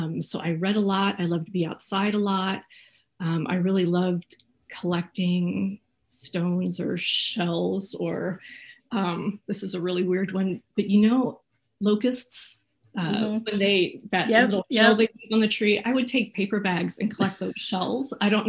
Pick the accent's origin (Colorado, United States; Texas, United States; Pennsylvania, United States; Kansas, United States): Kansas, United States; also born or lived in Phoenix, United States / California; So I grew up kind of all over. I was born in Phoenix and I was there till, I don't know, 8 maybe. Lived in California for a couple of years, moved to the Midwest, Kansas, when I was, I think, in 5th grade.